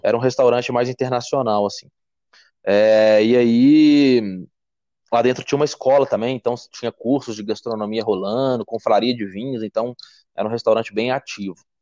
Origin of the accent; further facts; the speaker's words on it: Belo Horizonte, Minas Gerais, Brazil; sou mineiro de Belo Horizonte